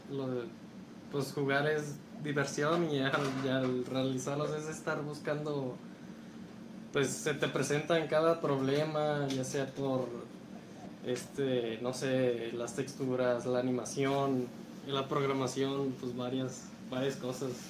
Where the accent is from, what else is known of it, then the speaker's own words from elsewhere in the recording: Tlaquepaque, Jalisco, Mexico; also born or lived in Chapala; soy de Tlaquepaque.